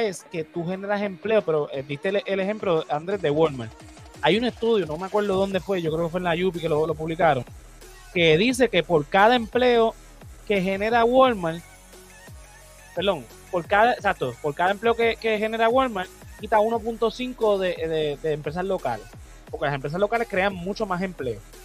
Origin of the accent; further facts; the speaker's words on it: Puerto Rico; como puertorriqueños